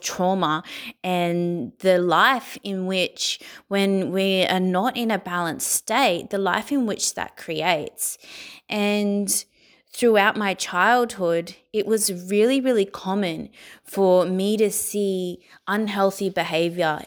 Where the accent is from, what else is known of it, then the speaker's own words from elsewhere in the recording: Sydney, New South Wales, Australia; I was born in Sydney, Australia, and I was born into a life of poverty